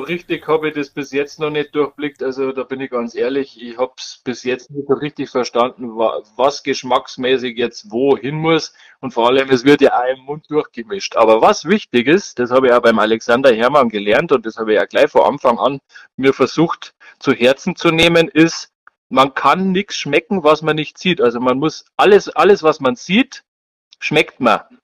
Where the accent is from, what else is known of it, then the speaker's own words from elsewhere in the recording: Bavaria, Germany; Ich als Bayer